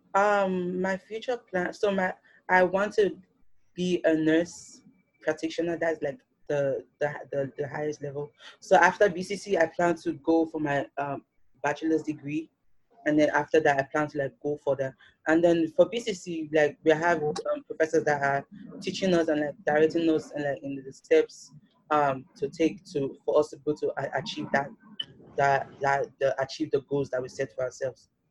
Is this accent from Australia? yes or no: no; Nigeria; now in New York, United States; I'm a Nigerian